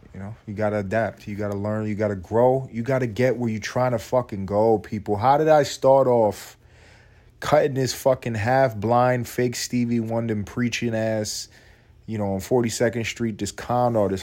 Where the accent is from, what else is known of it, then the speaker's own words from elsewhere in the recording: United States; I'm an American